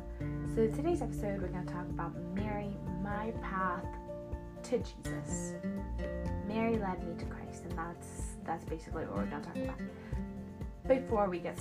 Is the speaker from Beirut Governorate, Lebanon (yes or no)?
no; Harissa, Keserwan-Jbeil, Lebanon; I was born in Lebanon